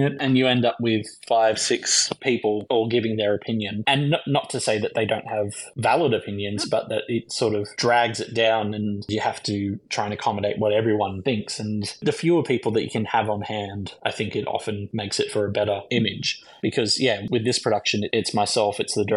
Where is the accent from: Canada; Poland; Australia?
Australia; Lismore, New South Wales; I grew up in Lismore